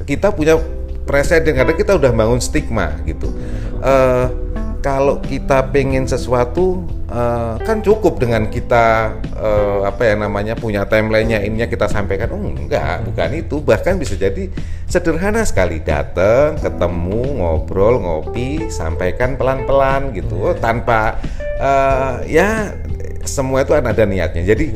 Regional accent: Lampung, Indonesia; also born or lived in Yogyakarta; now in Jakarta, Indonesia; Eh, ibu saya memang dari Jogja, bapak saya dari Jawa Timur, tapi saya lahir di Lampung

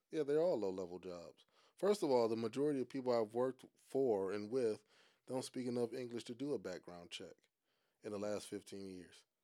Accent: Cleveland, Ohio, United States; moved away as an adult; also born or lived in Saudi Arabia / South Korea; I'm from Cleveland

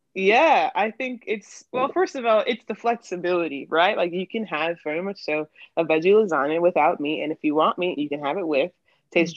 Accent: New York, United States; moved away as an adult; now in Philadelphia, United States; I am originally from New York. Um, I'm 22, but I moved to Philly after college

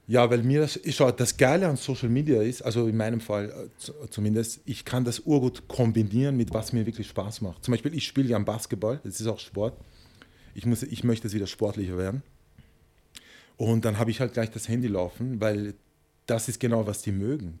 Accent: Vienna, Austria; moved away as an adult; also born or lived in Tenerife, Spain; Ich bin Wiener

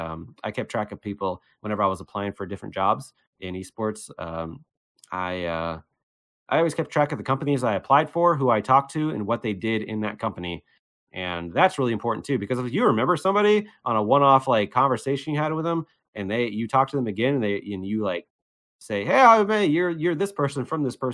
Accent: Cincinnati, Ohio, United States; now in Las Vegas, United States; I'm from Cincinnati

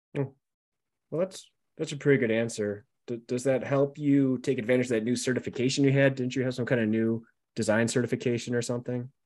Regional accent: Buffalo, New York, United States; accent: Buffalo; my Buffalo accent

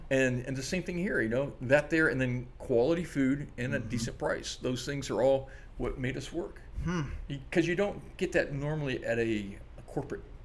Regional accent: Orlando, Florida, United States; now in Maui, United States; I was raised near Disney World in Orlando.

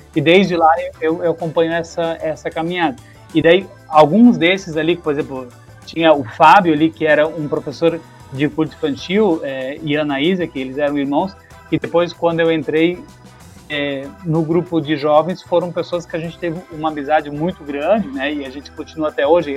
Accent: Timbó, Santa Catarina, Brazil; moved away as an adult; eu saí de Timbó, então toda essa, essa vivência de grupo de juventude, assim como você tem, é, ela foi um pouco é, rompida na época porque eu fui embora para outro estado

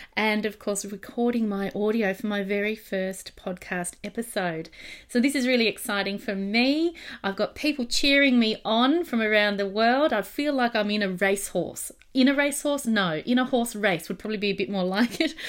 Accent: Australia; accent: Australian; my Australian accent

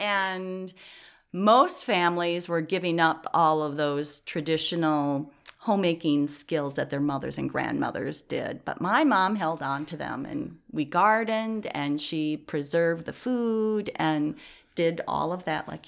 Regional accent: Owosso, Michigan, United States; now in Watertown, United States; In Owosso, Michigan.

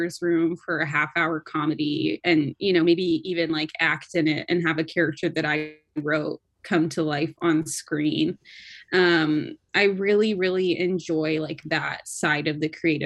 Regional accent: Seattle, Washington, United States; moved away; I'm from Seattle

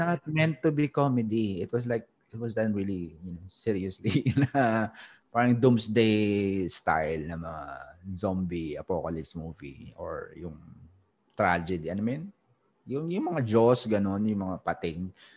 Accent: Philippines; moved away as an adult; now in Singapore; as a Filipino also na nasa Singapore 2007 may company na ako

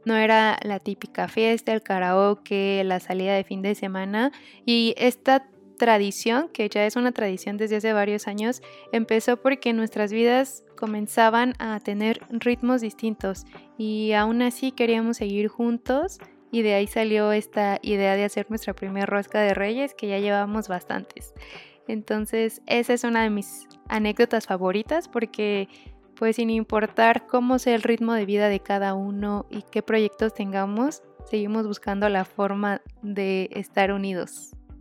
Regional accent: Puebla, Mexico; Como buena poblana

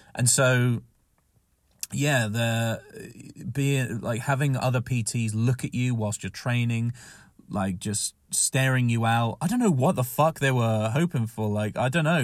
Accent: Southampton, South East England, United Kingdom; moved away; when I was in Southampton, another, you know, my hometown

